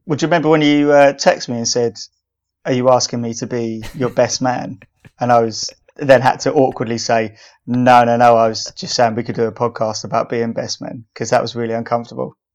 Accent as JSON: {"language": "English", "region": "England", "country": "United Kingdom", "said": "We're not American. We're English."}